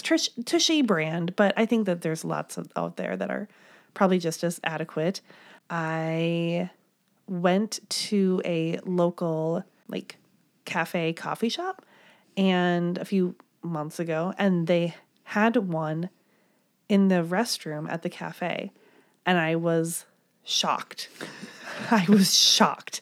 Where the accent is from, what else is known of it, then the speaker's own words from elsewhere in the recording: Midwest, United States; I'm from the Midwest